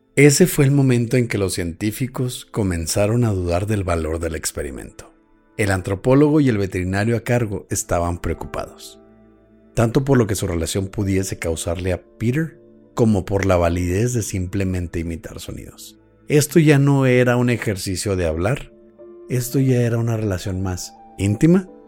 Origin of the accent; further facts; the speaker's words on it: Chihuahua, Mexico; somos chihuahuenses